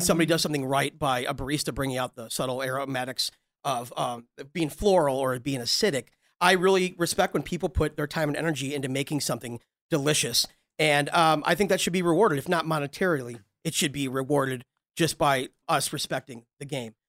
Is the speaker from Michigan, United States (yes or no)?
no; Ottawa, Illinois, United States; moved away; I'm from originally Ottawa, Illinois, which is outside of Chicago.